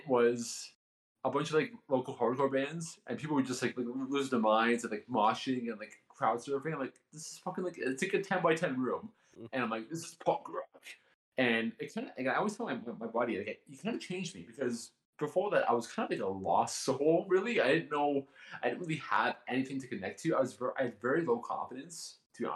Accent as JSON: {"language": "English", "country": "Canada", "said": "I'm Canadian"}